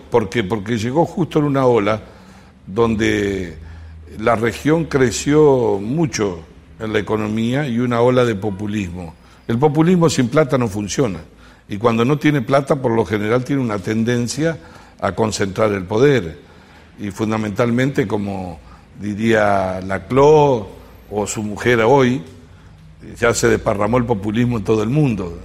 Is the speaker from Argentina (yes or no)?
yes; Lucas González, Entre Ríos, Argentina; now in Córdoba, Argentina; Se llama Lucas González, al lado de Nogoyá